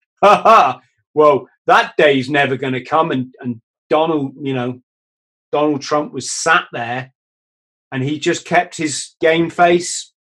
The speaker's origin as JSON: {"language": "English", "country": "United Kingdom", "said": "as a British people"}